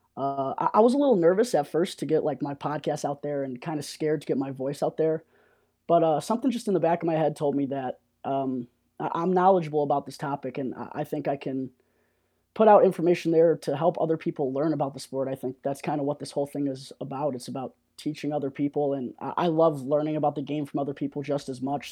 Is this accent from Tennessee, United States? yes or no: no; Lake Zurich, Illinois, United States; moved away; also born or lived in Missouri; I'm from Lake Zurich, Illinois, and graduated from Lake Zurich High School back in two thousand fifteen